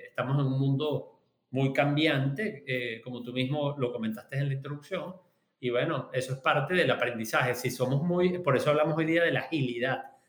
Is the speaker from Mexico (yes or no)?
no; Venezuela; yo soy venezolano